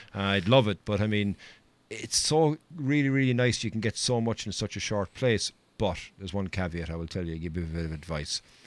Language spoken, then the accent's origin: English; Ireland; I'm Irish and I'm proud of my country.